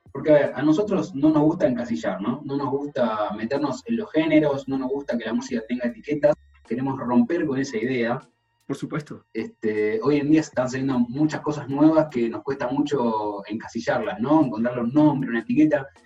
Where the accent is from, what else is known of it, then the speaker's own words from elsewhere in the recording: Valparaíso, Chile; Yo soy de Valparaíso